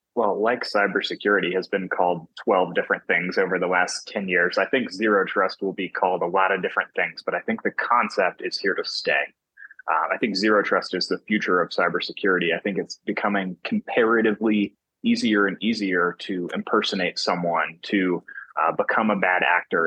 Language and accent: English; North Carolina, United States; moved away as an adult; now in Salt Lake City, United States; I'm from North Carolina on the East Coast of the United States, and I've just moved to Salt Lake City, Utah, uh, for this first role